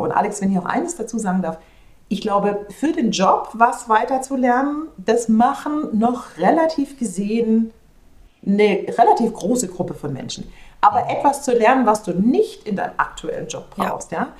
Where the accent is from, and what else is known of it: Germany; moved away as an adult